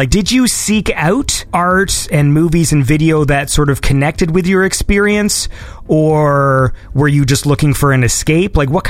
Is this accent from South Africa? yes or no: no; Canada; I'm a Canadian